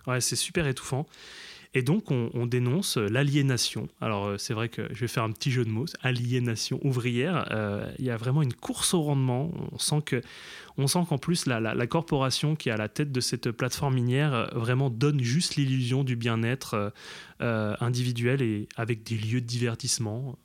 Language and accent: French; Grand Est, France; now in Paris region, France; je viens aussi du Grand Est, mais j'habite en région parisienne